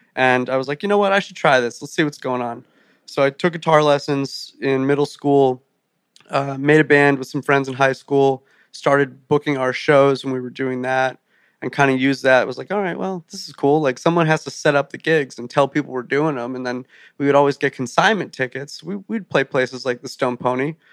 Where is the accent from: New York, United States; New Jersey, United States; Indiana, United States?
New Jersey, United States; Rumson; I grew up five minutes from the beach, a little town called Rumson